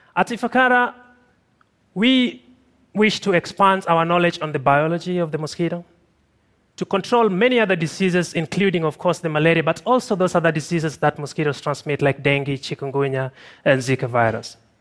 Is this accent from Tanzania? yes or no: yes; Tanzania; also born or lived in Kilombero River Valley, Tanzania; I'm from Tanzania